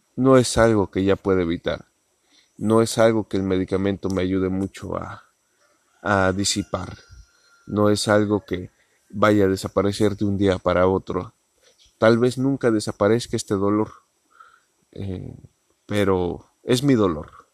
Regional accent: Mexico; porque soy mexicano

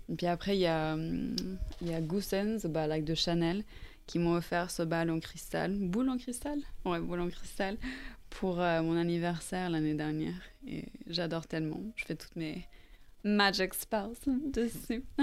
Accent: Norway; French is a second language; also born or lived in Ireland; je suis irlandaise à la base. Et en fait, j'ai grandi en Norvège.

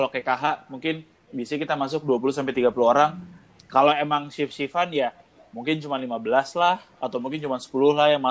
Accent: Indonesia; cuman maksud gue gue sebagai orang Indo gue ngeliat orang Indo itu nunggu kejebles kalau bahasa Jawanya

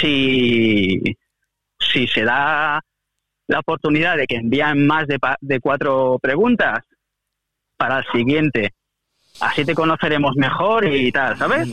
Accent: Catalonia, Spain; soy catalán por los cuatro costados

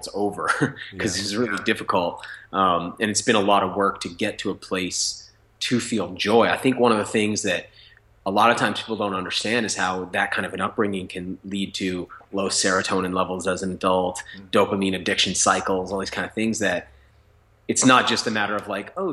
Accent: New Hampshire, United States; I grew up in New Hampshire to a mom with mental illness

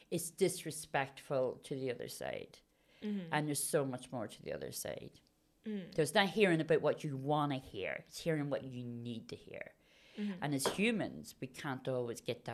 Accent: Belfast, Northern Ireland, United Kingdom; I grew up in Belfast, and I come from a Roman Catholic background family

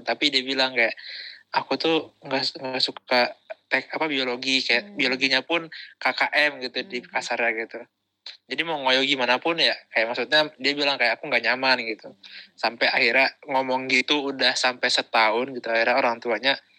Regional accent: Bekasi, West Java, Indonesia; aku dari SMP satu gitu kan SMP top di Bekasi

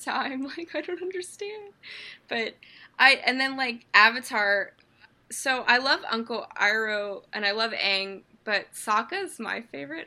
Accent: Pittsburgh, Pennsylvania, United States; I am from Pittsburgh, Pennsylvania

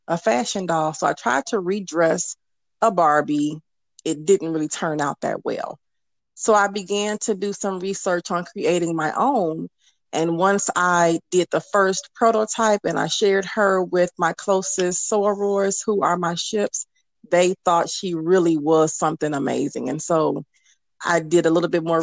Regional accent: Chicago, Illinois, United States; now in Texas, United States; I am originally from Chicago, but I am currently living in the great state of Texas

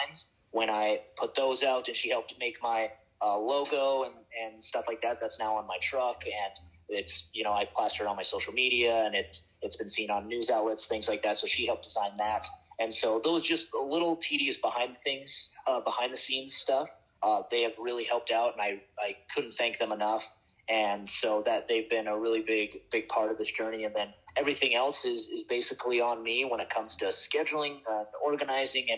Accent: Montana, United States; I'm from Montana

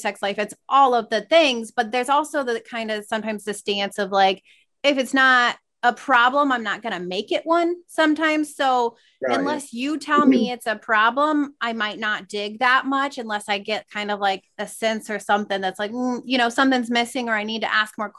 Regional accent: small town in Iowa, United States; also born or lived in New York; now in Des Moines, United States; small town that I grew up

